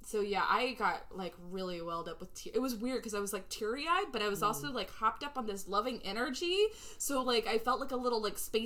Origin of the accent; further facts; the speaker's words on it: Texas, United States; I'm obviously from Texas